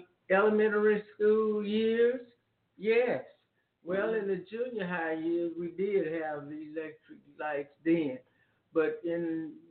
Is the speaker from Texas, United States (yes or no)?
yes; Bryan, Texas, United States; my neighborhood growing up in Bryan, Texas